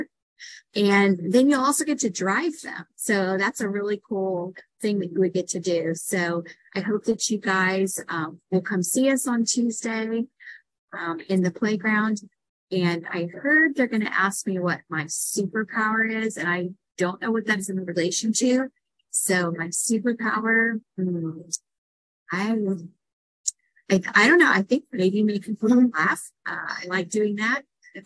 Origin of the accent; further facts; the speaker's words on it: Texas, United States; moved away; also born or lived in Illinois / Philadelphia / Pittsburgh / Florida; I'm from Texas